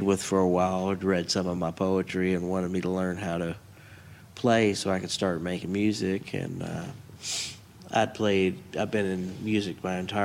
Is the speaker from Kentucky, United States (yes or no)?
yes; Bullitt County, Kentucky, United States; moved away as an adult; now in Elizabethtown, United States; I'm originally from Bullitt County. I moved out to E-Town a few years ago.